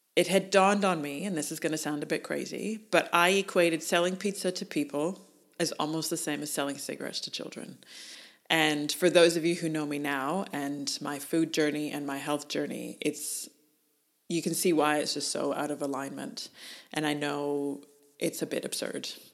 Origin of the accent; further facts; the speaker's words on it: Canada; moved away as an adult; now in Australia; As a Canadian